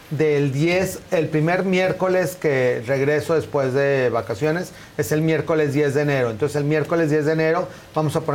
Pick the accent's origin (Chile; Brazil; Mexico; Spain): Mexico; o como también como buenos mexicanos, hasta que ya no puedas caminar del dolor, es cuando van al doctor